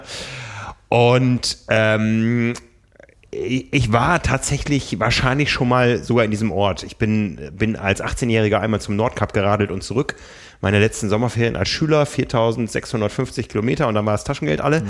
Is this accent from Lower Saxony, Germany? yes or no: yes; Osnabrück, Lower Saxony, Germany; in meiner Heimat Osnabrück